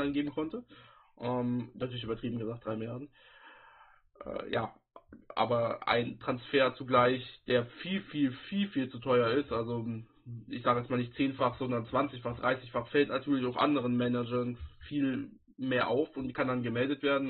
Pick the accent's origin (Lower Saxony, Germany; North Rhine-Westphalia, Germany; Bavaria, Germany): North Rhine-Westphalia, Germany; wo ich dann halt auch aus der Heimat herkomme, sozusagen. Ich komme aus Nordrhein-Westfalen, ich komme vom Niederrhein